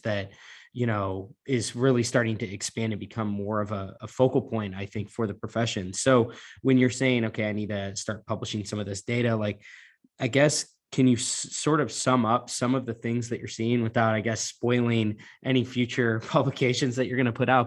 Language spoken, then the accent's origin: English; Missouri, United States; two Missouriites